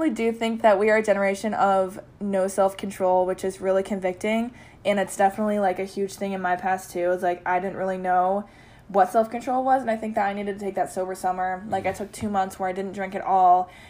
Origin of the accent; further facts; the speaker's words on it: United States; We go there and we get free shots because just because we're American.